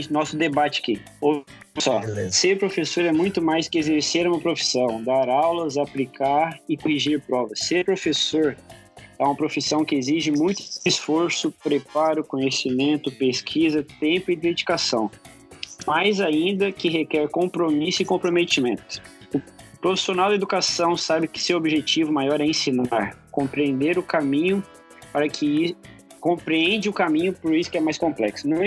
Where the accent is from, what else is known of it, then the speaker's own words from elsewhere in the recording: Maringá, Paraná, Brazil; Ah, do ladinho da minha terra. Do, do ladinho de Maringá.